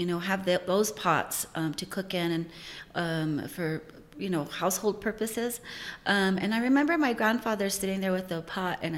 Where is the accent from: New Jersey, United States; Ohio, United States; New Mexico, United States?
New Mexico, United States; Santa Clara Pueblo; I'm from Santa Clara Pueblo, and I was born in 1969. So I started making pottery as a little girl